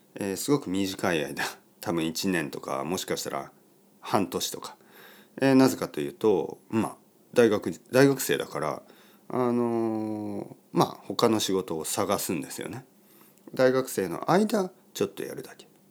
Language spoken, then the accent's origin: Japanese; Oita, Japan; first language Japanese; moved away; also born or lived in London; 僕の出身の大分県の田舎